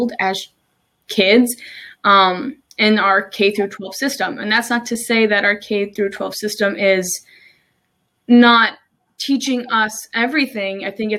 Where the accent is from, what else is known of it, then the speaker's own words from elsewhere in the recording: New Jersey, United States; moved away as an adult; now in Maryland, United States; I'm originally from New Jersey. I moved to Maryland about almost 3 years ago now